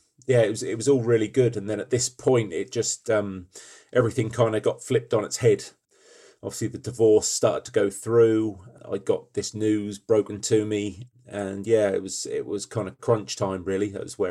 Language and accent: English; Ipswich, East of England, United Kingdom; I'm from Ipswich. I currently work with HMP as a custodial manager. I live in Suffolk with my family.